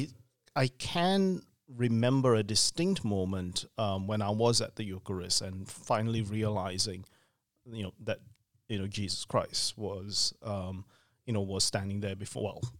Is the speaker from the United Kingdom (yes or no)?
no; Queensland, Australia; also born or lived in Singapore; So I was born in Singapore, spent about half my life in Singapore before moving with my parents to Queensland. And it was there that I did my schooling, my university studies, finished my doctorate over in Queensland